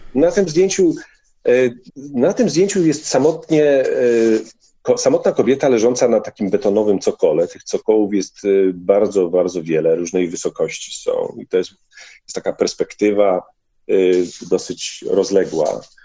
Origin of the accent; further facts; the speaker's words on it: Bielsko-Biała, Silesian Voivodeship, Poland; z mojej wsi Komorowice do miasta Bielska Białej